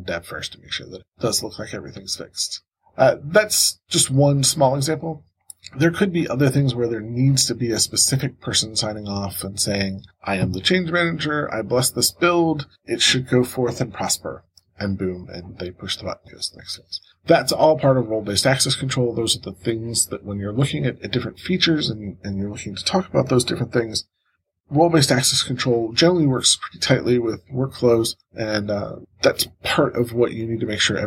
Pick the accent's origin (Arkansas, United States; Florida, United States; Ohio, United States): Ohio, United States; Cleveland; my hometown of Cleveland, Ohio